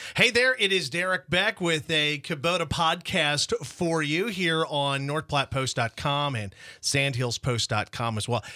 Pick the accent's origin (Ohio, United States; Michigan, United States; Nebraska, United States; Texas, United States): Nebraska, United States; Imperial; I was born in Imperial, have relatives still in Imperial